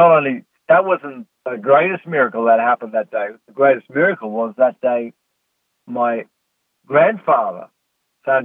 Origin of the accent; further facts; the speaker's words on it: South Africa; growing up in South Africa